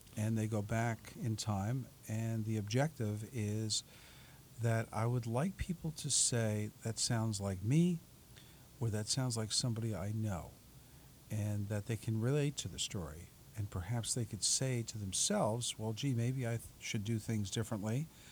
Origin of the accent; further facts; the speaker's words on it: New York City, New York, United States; moved away as an adult; now in South Orange, United States; I'm originally from Staten Island.